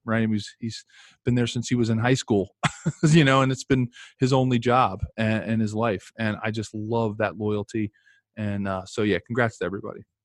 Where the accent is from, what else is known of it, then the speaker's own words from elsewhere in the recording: Philadelphia, Pennsylvania, United States; I'm from Philadelphia